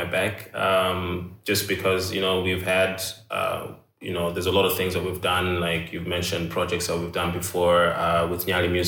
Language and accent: English; China; I'm from China